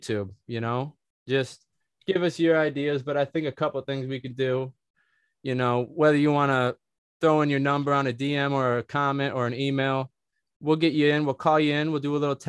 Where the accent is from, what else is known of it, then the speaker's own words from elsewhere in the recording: Michigan, United States; we're from Michigan